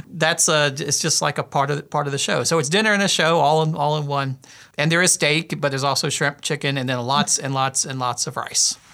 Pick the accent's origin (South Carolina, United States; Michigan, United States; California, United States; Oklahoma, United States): South Carolina, United States; I grew up in South Carolina